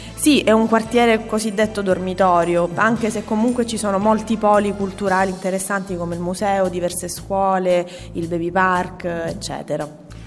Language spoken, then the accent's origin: Italian; Messina, Sicily, Italy; io vengo dall'Annunziata e giocavo nel quartiere del condominio X